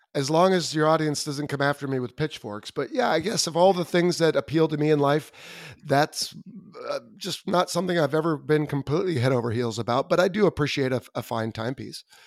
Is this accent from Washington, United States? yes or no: no; Southern California, United States; I grew up in Southern California